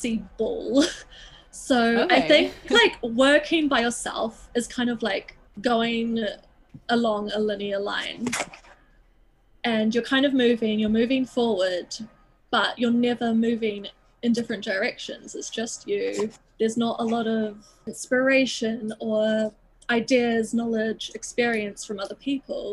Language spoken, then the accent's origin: English; Auckland, New Zealand; moved away as an adult; now in London, United Kingdom; I grew up like in Auckland, but our house and kind of where I lived was on the outskirts, like in the mountain ranges.